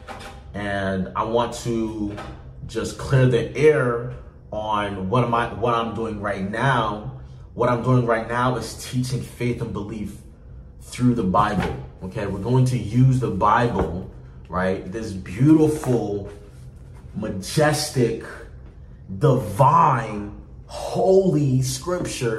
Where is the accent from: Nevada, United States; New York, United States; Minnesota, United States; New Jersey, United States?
New Jersey, United States; North; I grew up in North New Jersey. I've been living in North New Jersey for about 8 years.